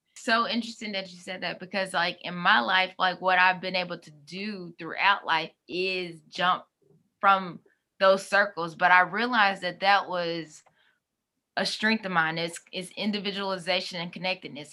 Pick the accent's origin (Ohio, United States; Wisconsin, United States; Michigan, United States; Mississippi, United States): Mississippi, United States; moved away as an adult; also born or lived in California; I'm from Mississippi